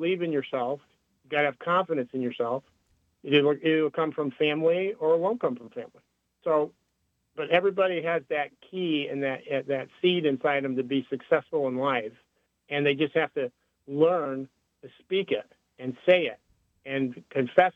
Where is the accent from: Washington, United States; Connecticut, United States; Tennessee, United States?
Connecticut, United States; when I grew up in Connecticut in an Italian family